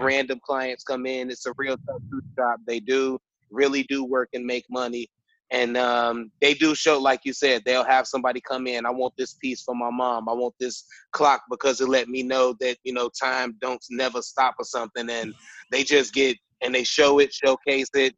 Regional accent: Chicago, Illinois, United States; I'm from Chicago

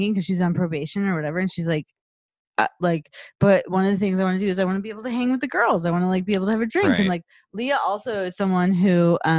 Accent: Chicago, Illinois, United States; I'm generally from the Chicago area

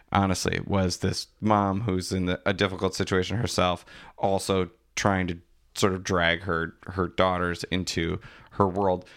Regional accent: DeForest, Wisconsin, United States; I grew up in DeForest

